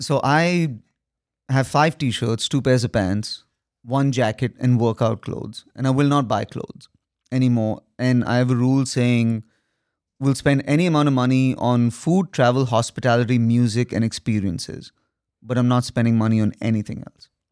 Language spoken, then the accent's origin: English; India; I'm an Indian son